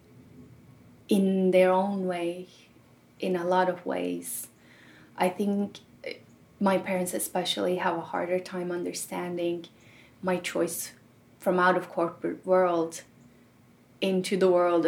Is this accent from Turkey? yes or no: yes; Turkey; first language Turkish; English is a second language; moved away as an adult; also born or lived in Germany; now in United States; I grew up in a very small town in Turkey and went to college all through high school in Turkey